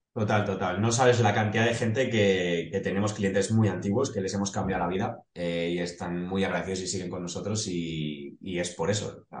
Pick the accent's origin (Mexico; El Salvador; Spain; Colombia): Spain; Móstoles, Community of Madrid; nosotros somos de Madrid, eh, de un barrio del sur de Madrid, de Móstoles